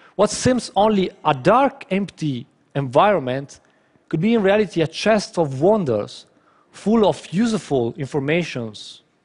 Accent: northern Italy, Italy; my hometown in uh, North Italy

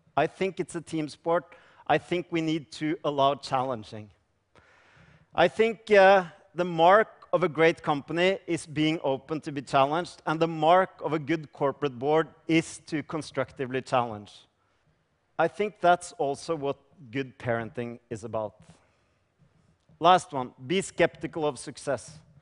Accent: Norway; I come from Norway

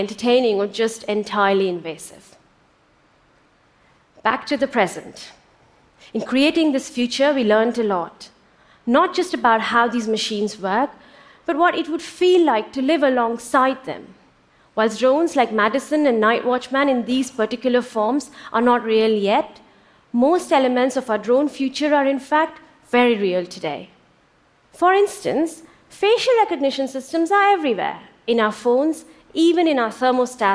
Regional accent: India; born or raised there; moved away

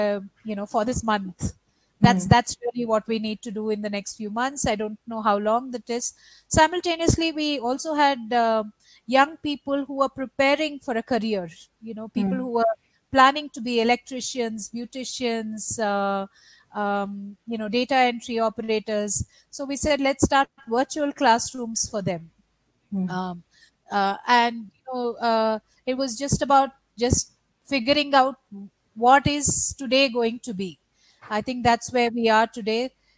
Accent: Bihar, India; now in Karnataka, India; actually I'm registered in my home state, which is Bihar, which is about 3,000 kilometers away.

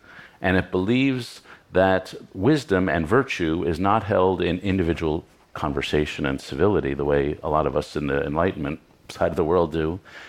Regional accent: New York City, New York, United States; Yeah, I should say I grew up in Lower Manhattan in the triangle between ABC Carpets, the Strand Bookstore, and the Odeon Restaurant.

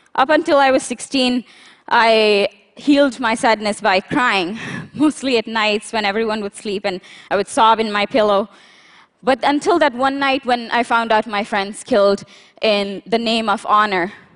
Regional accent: Pakistan; born or raised there

